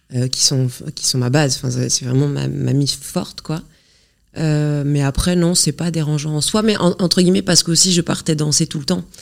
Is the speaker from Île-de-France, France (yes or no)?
no; Normandy, France; je viens d'un petit village de Normandie.